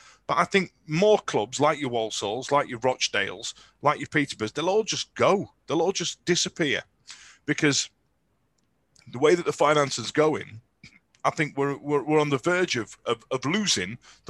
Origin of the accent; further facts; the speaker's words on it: Yorkshire and the Humber, United Kingdom; And we're from Yorkshire, so we're not backward at coming forward and all the other stereotypes that go with it.